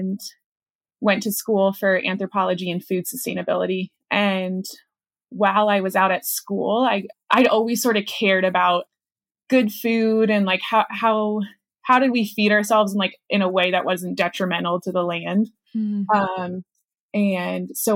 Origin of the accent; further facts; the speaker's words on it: Charlottesville, Virginia, United States; moved away as an adult; now in Clark, Colorado, United States; I grew up in Charlottesville, Virginia, definitely like true suburban neighborhood